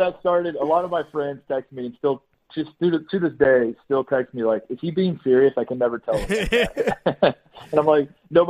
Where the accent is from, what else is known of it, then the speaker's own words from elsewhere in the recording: Indiana, United States; I'm from Indiana, but, like, I live that, you know, like, playing high school basketball in Indiana.